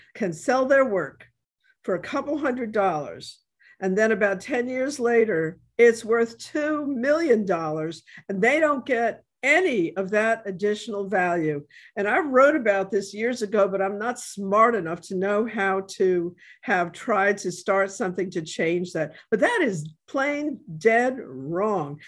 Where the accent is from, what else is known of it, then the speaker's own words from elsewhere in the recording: New York, United States; now in New Orleans, United States; I am from New York